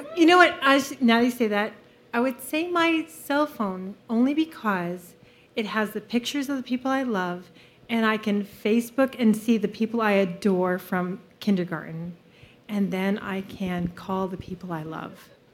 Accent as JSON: {"language": "English", "region": "California", "country": "United States", "moved": "yes", "lives_now": "American Fork, United States", "said": "I'm from Salt Lake City, but really from California"}